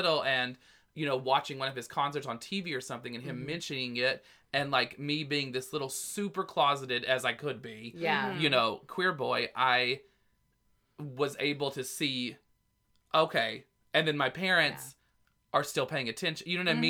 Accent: the South, United States; but, like, growing up in the South, … is one of the people that my mom liked, so we would hear it a lot.

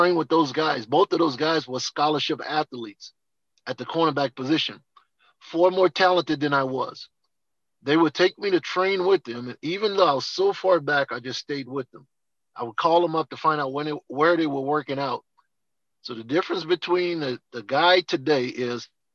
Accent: New Orleans, Louisiana, United States; growing up in New Orleans, never had to look outside my house for a role model

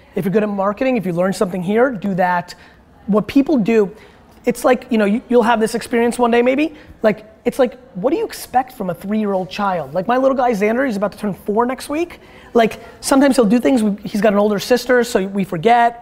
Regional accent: Dover, United States; English is a second language; I wasn't born here my first interaction with American kids when I was like four in Dover

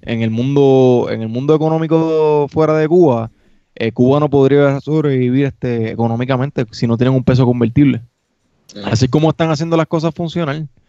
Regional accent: Puerto Rico; moved away; nosotros como puertorriqueños

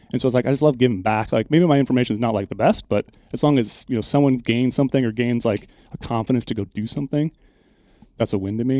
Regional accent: Minnesota, United States; moved away; I'm originally from Minnesota

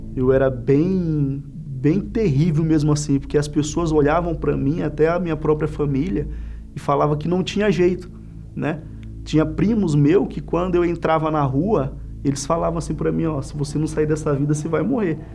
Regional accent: Central, Maranhão, Brazil; moved away as an adult; also born or lived in São Luís, Maranhão; now in São Paulo, Brazil; Sou natural de São Luís, né, Maranhão, mas me criei no interior do estado, uma cidade chamada Central, né, que fui criado pelos meus avós

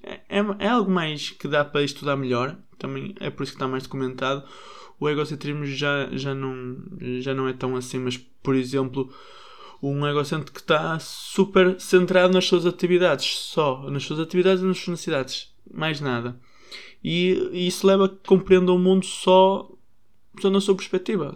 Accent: Portugal; Nós, às vezes, portugueses

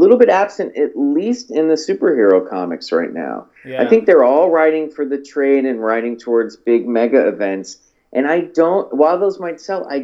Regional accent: Olathe, Kansas, United States; I grew up in Olathe

